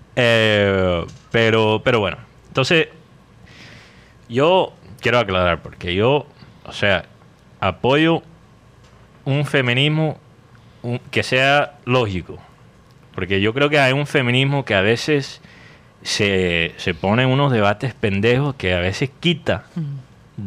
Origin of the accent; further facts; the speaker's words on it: United States; Spanish is a second language; moved away; tengo la lengua poco pegada por ser mm. gringo